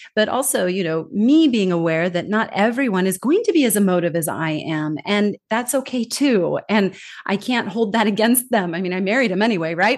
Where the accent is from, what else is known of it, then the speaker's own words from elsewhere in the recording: California, United States; moved away as an adult; also born or lived in Denmark; now in Singapore; I'm originally from California, born and raised